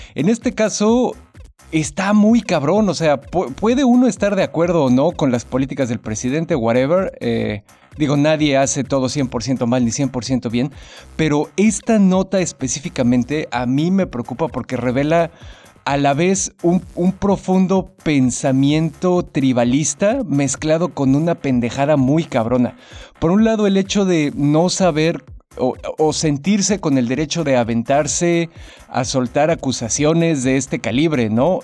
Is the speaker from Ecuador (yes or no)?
no; Mexico City, Mexico; como buen ñoño chilango ahí me la vivía